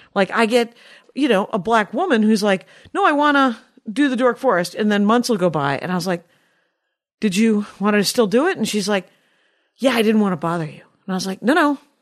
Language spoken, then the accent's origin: English; United States; we were raised here in the United States of America